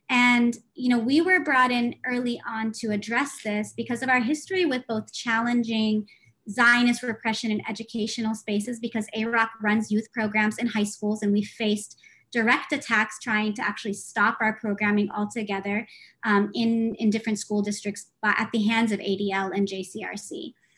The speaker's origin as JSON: {"language": "English", "country": "United States", "tie": "born or raised there", "said": "I'm Palestinian, uh, daughter of refugees born and raised in the United States"}